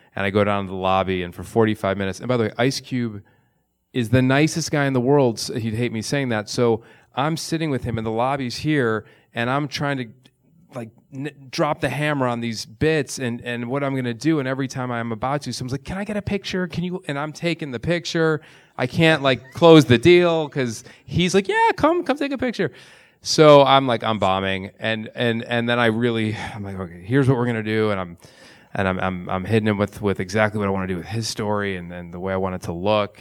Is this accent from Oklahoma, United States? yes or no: no; suburbs of Chicago, Illinois, United States; Growing Up in the Suburbs of Chicago